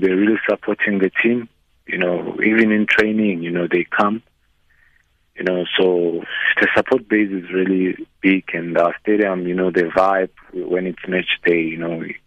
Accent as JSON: {"language": "English", "country": "South Africa", "also_born_or_lived": "Portugal", "moved": "as an adult", "lives_now": "France", "said": "as a South African"}